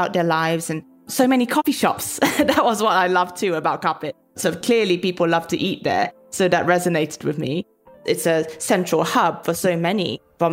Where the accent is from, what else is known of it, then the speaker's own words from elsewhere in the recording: Petaling Jaya, Selangor, Malaysia; now in London, United Kingdom; I grew up in Petaling Jaya, a suburb of Kuala Lumpur, a massive cosmopolitan metropolis